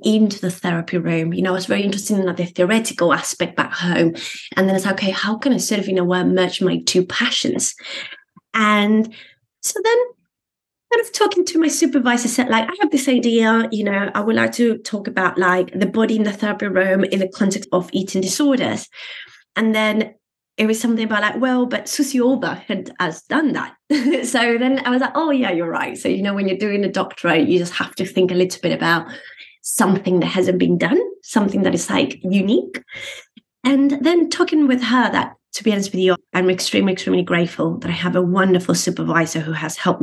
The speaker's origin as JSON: {"language": "English", "country": "Argentina", "tie": "born or raised there", "also_born_or_lived": "United Kingdom", "moved": "as an adult", "lives_now": "Brighton, United Kingdom", "said": "Growing up in Argentina"}